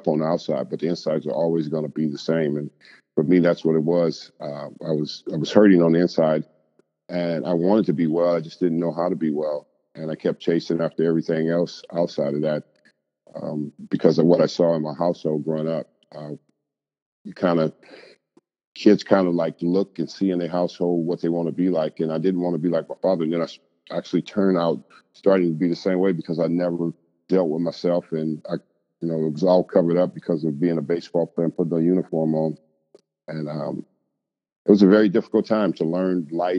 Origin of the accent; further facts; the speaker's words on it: California, United States; when I was growing up in California